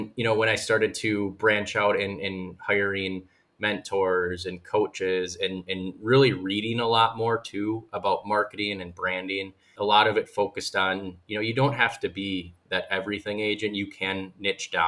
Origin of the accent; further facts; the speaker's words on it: West Bend, Wisconsin, United States; I'm originally from West Bend, and I was born and raised, still live there